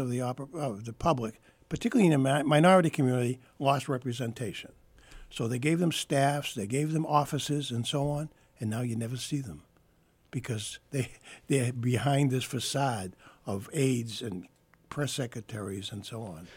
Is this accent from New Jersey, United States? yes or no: no; Boston, Massachusetts, United States; my first newspaper job was with the Springfield Union, even though I was from Boston.